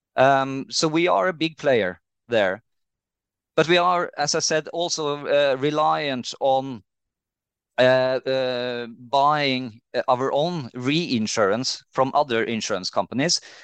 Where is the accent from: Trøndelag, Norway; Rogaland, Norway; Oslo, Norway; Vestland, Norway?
Trøndelag, Norway; Trondheim; moved away as an adult; also born or lived in Bergen; I'm from Trondheim in, uh, in Norway.